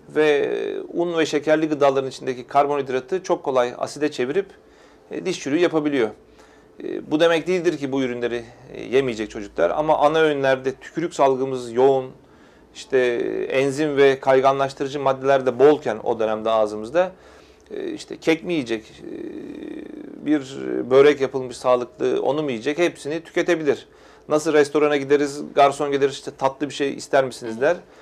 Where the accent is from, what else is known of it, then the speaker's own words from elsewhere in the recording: Istanbul, Turkey; bin dokuz yüz yetmiş üç İstanbul doğumluyum